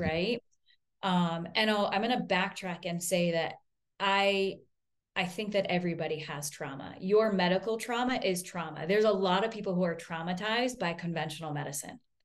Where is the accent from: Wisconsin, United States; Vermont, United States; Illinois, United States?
Vermont, United States; I grew up in Vermont, I'm a hippie